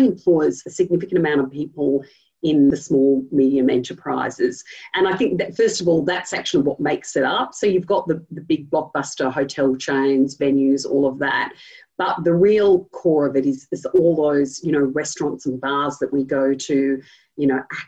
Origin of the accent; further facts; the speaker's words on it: Sydney, New South Wales, Australia; moved away as an adult; now in Melbourne, Australia; I'm not from Melbourne originally, and I'm from the city up the north, and sold that city for many years